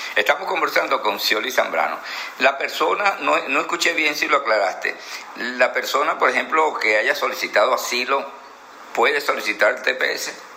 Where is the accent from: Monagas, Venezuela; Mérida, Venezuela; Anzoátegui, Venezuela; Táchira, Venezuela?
Anzoátegui, Venezuela; nosotros somos de Anzuategui